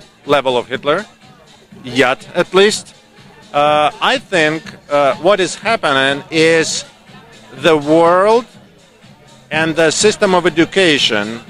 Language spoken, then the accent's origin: English; Ukraine; moved away as an adult; now in Canada; we are from Ukraine originally. 11 years ago we moved here, and our team left there